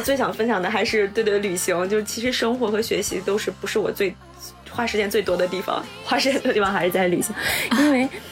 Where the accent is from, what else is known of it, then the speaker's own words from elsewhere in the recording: China; moved away as an adult; now in Toyota, Japan; 我说我是中国人